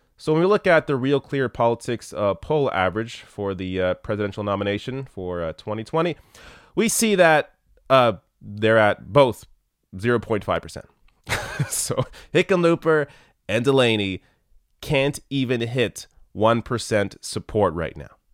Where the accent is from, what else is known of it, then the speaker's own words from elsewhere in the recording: Canada; I'm Canadian